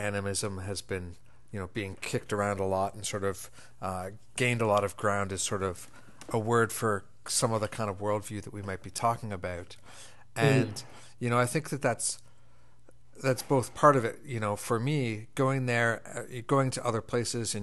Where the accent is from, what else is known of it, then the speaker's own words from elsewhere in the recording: Toronto, Ontario, Canada; I come from a Scottish background, even though I was born and raised in Toronto